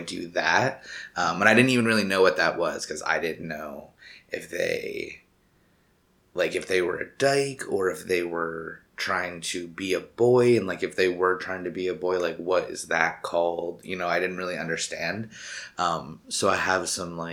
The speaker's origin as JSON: {"language": "English", "town": "Buffalo", "region": "New York", "country": "United States", "tie": "born or raised there", "also_born_or_lived": "Conroe, Texas", "lives_now": "New York City, United States", "said": "By, like, I think four-ish, we had moved up to New York State, outside of Buffalo area in the country"}